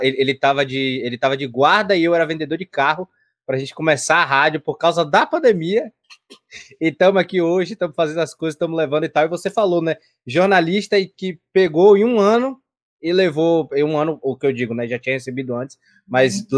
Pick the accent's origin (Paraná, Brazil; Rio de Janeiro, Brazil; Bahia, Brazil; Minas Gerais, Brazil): Bahia, Brazil; Salvador; eu também sou de Salvador, Bahia